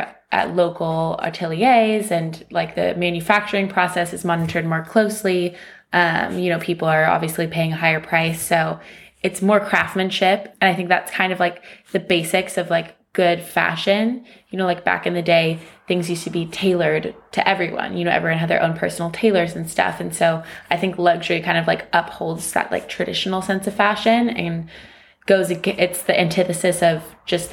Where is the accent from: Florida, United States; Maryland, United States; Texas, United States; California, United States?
California, United States; moved away as an adult; now in London, United Kingdom; born and raised in California, and now I'm here in London